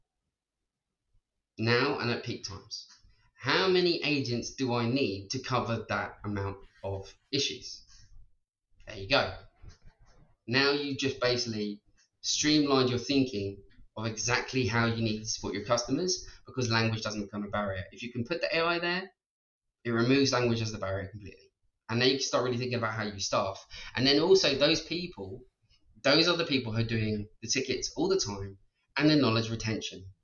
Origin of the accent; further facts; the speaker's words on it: Ireland; being Irish and being able to speak English